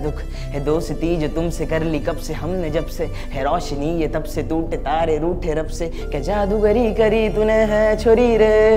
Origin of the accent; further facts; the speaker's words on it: Mumbai, Maharashtra, India; मैं कांदीवली को रिप्रेजेंट बहुत करता हूँ मैं कांदीवली में पैदा हुआ